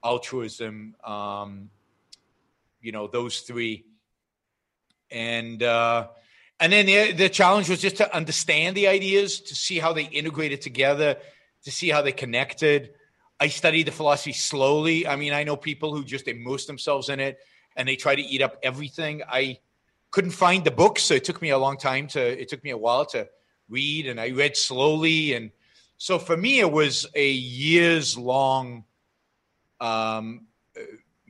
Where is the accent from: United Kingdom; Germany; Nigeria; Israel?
Israel; moved away as an adult; now in United States; I grew up in Israel